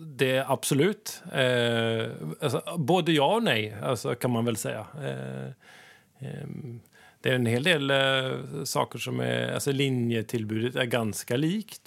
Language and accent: Swedish; Sweden; moved away as an adult; now in Kabelvåg, Norway; som ni hör så kommer jag från Sverige.